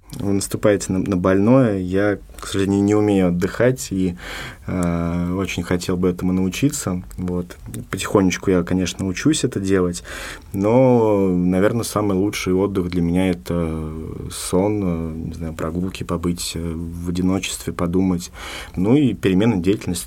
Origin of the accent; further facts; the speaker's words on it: Moscow, Russia; moved away as an adult; now in Sergiev Posad, Russia; я сам из Москвы